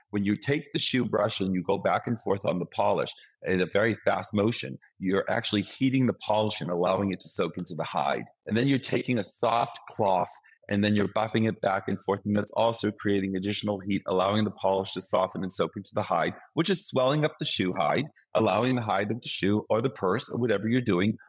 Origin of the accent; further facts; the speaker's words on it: Boston, Massachusetts, United States; moved away; my hometown of Boston